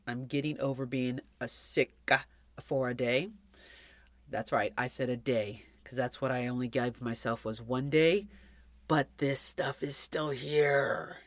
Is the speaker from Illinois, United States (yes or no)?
no; California, United States; I grew up in California.